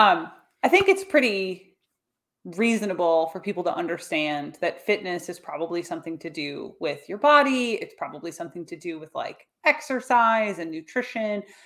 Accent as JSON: {"language": "English", "country": "United States", "tie": "born or raised there", "said": "my hometown where I now live, about three hours north of the city"}